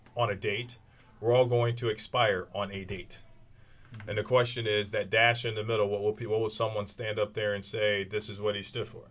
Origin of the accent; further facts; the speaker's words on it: Kankakee, Illinois, United States; I'm from Kankakee, Illinois